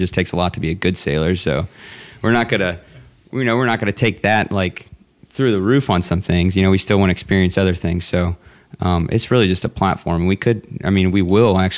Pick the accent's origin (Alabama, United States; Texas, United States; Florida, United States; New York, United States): Texas, United States; I'm from Texas